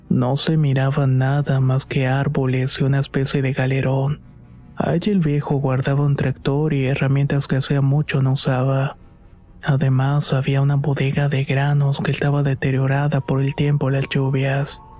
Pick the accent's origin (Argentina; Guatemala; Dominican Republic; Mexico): Mexico; Veracruz; iba a un colegio de bachilleres en el pueblo de donde soy originaria. En ese tiempo vivía en un ejido cercano a Tempoal en el estado de Veracruz.